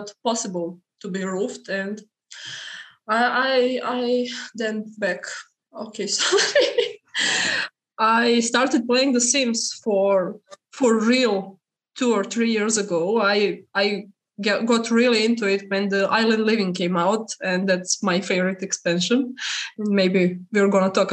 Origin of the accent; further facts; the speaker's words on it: Serbia; I'm from Serbia.